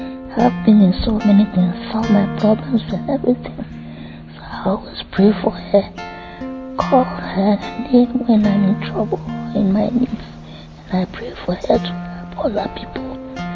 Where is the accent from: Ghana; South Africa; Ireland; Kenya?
Ghana; I'm from Ghana.